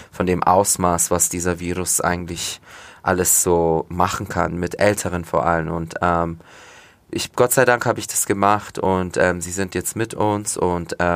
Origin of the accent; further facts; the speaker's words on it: Turkey; da spricht man auch nur Alttürkisch. Und das ist meine Heimat. Da sind immer noch meine, meine Großeltern